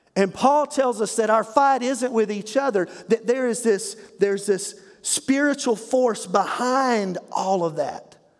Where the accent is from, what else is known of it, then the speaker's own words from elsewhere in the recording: Eastern North Carolina, United States; I grew up in Eastern North Carolina